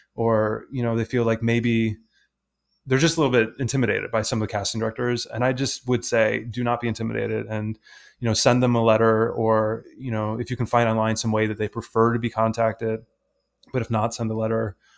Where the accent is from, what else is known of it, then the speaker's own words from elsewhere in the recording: Detroit, Michigan, United States; I'm, I'm from, you know, suburban Detroit